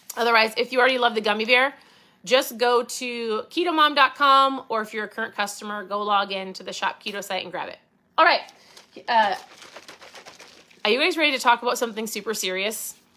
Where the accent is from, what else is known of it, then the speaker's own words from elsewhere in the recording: Minnesota, United States; I say pop 'cause I'm from Minnesota.